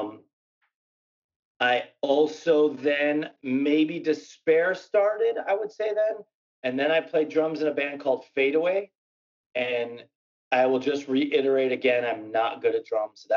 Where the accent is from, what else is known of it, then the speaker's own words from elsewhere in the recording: Buffalo, New York, United States; I grew up in Buffalo